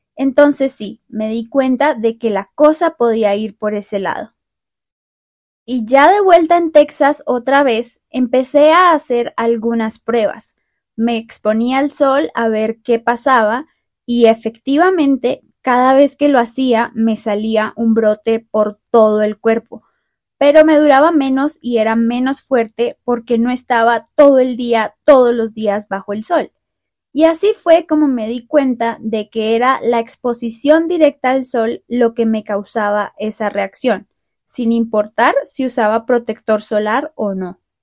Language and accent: Spanish; Bogotá, Colombia; moved away; yo nací y crecí en Bogotá